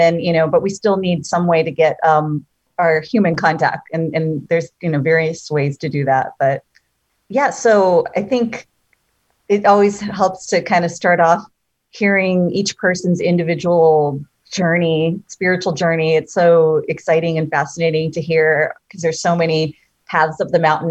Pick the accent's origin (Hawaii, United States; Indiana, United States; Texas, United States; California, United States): Hawaii, United States; Oahu; now in Austin, United States; I'm from Oahu, actually.